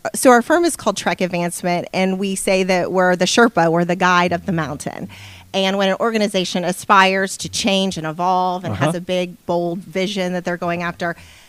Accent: Kentucky, United States; from Kentucky.

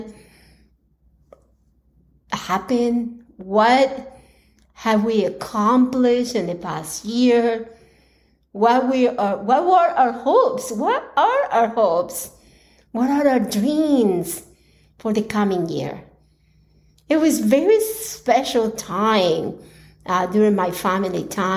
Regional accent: Colombia; now in United States; I was born in Colombia, and that is where the majority of my family is

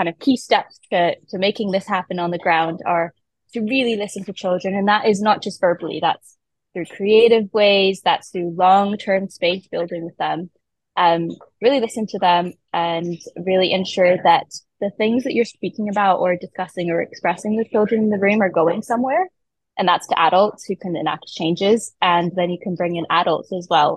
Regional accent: Canada; moved away; I grew up in Canada where politics works a little bit differently

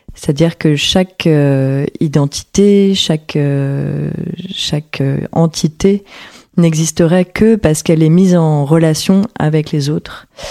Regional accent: Paris, Île-de-France, France; also born or lived in Porquerolles; Et j'ai grandi entre Paris et Porquerolles

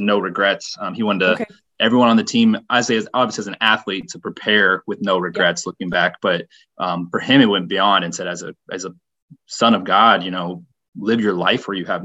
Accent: Indianapolis, Indiana, United States; I grew up in the Indianapolis area

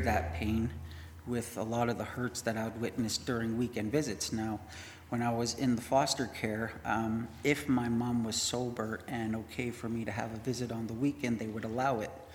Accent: Winnipeg, Manitoba, Canada; I grew up in Winnipeg.

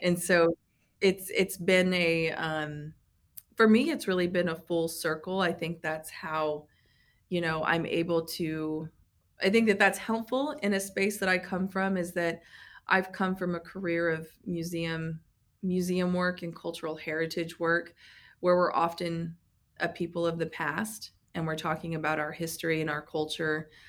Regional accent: Tulsa, Oklahoma, United States; moved away as an adult; also born or lived in New Hampshire / New York / California / Washington; I grew up in the Tulsa area, um, you know, born and raised

